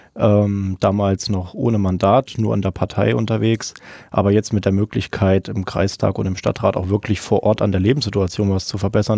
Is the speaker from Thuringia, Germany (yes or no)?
yes; Meiningen, Thuringia, Germany; also born or lived in Jena; aufgewachsen und geboren in der wunderschönen Theaterstadt Meiningen